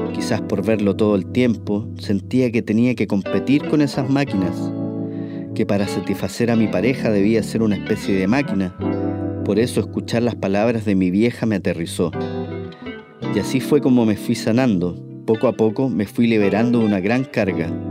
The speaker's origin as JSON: {"language": "Spanish", "country": "Chile", "moved": "yes", "said": "siendo chileno"}